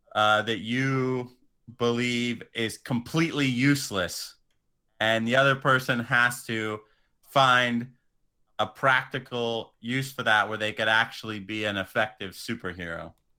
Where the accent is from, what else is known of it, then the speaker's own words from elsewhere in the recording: Atwater, California, United States; also born or lived in San Diego; I would say I was from Merced, but I'm from the humble little neighboring town of Atwater